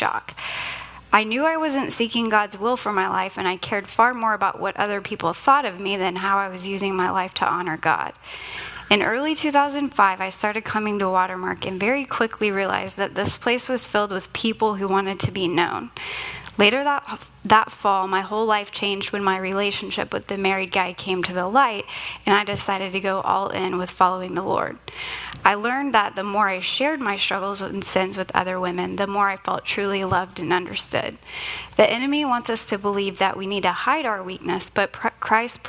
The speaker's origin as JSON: {"language": "English", "town": "Richardson", "region": "Texas", "country": "United States", "tie": "born or raised there", "said": "I was born in Richardson, and I have a sister who's 13 months older than I am"}